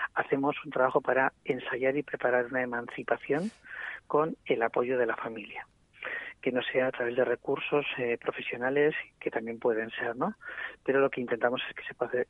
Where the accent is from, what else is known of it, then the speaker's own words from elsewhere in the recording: Bilbao, Basque Country, Spain; moved away as an adult; now in Gipuzkoa, Spain; yo soy de origen de Bilbao, pero llevo viviendo casi 23 años en Guipúzcoa